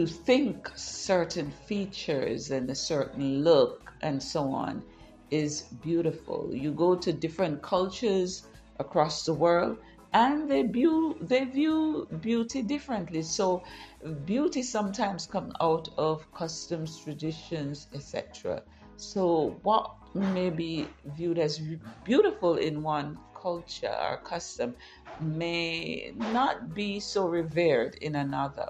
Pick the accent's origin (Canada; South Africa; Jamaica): Jamaica; I grew up in Jamaica